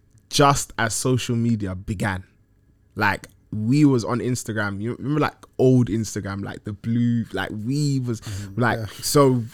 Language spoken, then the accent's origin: English; Ghana; When I go back to Ghana, like, obviously I'm Ghanaian by origin